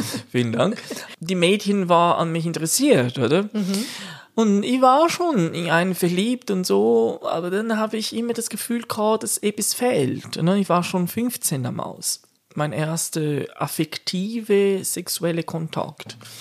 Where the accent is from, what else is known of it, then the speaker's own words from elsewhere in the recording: Brazil; German is a second language; now in Switzerland; bei uns in Brasilien